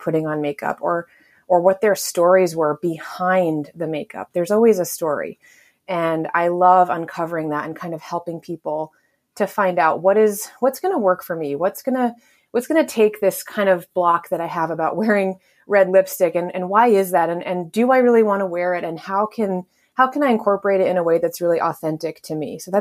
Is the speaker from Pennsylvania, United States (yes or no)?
no; Connecticut, United States; moved away as an adult; also born or lived in Texas / New York; where I grew up in Connecticut, closer to New York City